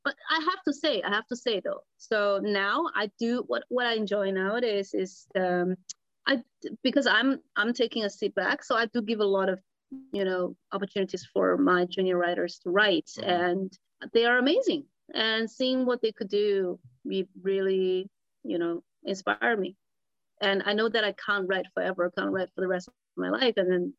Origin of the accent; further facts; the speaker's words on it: Singapore; Because yeah, I would say I'm quite Singaporean.